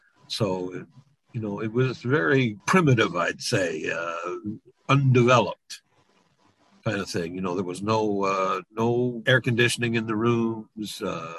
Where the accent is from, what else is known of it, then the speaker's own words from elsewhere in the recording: Quebec, Canada; accent: Quebecois; I knew how to speak French. Obviously, I got made fun of because my Quebecois accent